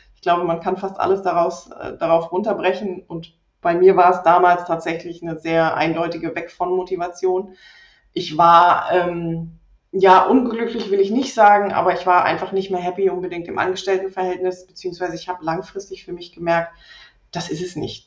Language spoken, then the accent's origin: German; Rhineland, Germany; moved away as an adult; now in Leipzig, Germany; ich komme allerdings ursprünglich aus dem Rheinland, bin dort aufgewachsen